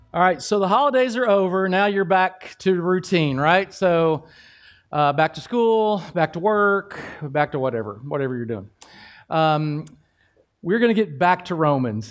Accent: Kentucky, United States; I'm from Kentucky

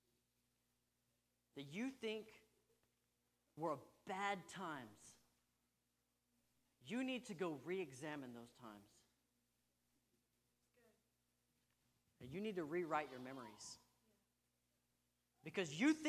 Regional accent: Texas, United States; I'm a Texan

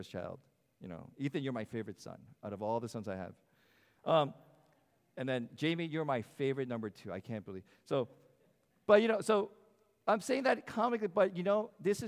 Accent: United States; as an American that I am

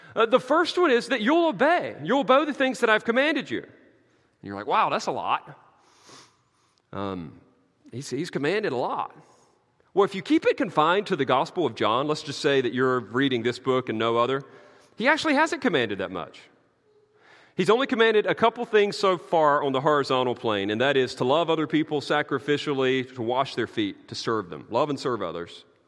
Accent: the South, United States; I'm from the South

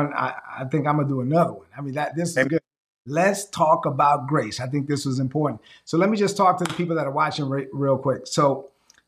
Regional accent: Dominican Republic; now in United States; my hometown in the Dominican Republic

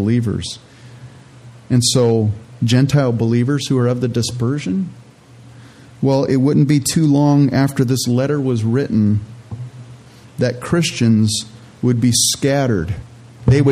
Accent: California, United States; moved away as an adult; also born or lived in Canada; now in Minnesota, United States; I was born in Canada, and my parents were born in Holland, and they immigrated to Canada, and they were pilgrims in Canada. And then we immigrated to California

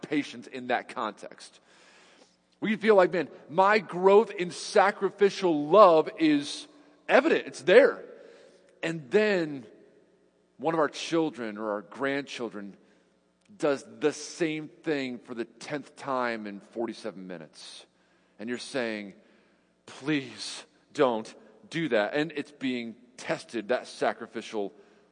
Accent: New York, United States; now in Cedarville, United States; I'm from New York

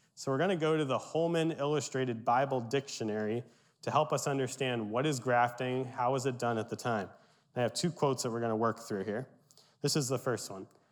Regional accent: Berks County, Pennsylvania, United States; My Pennsylvania Dutch heritage, I grew up in Berks County

